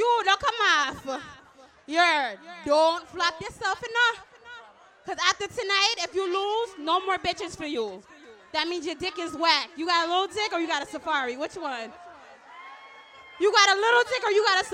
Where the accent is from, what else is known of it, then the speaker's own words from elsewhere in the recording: New York City, New York, United States; I'm an international dancehall queen. I'm from New York.